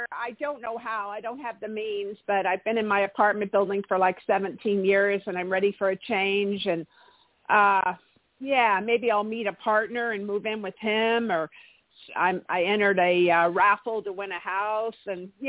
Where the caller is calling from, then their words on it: Santa Barbara, California, United States; I'm calling from Santa Barbara, California.